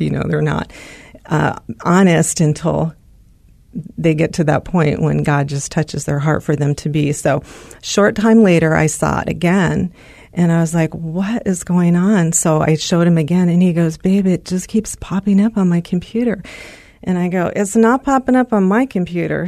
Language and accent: English; California, United States; moved away as an adult; also born or lived in Arizona; we're from California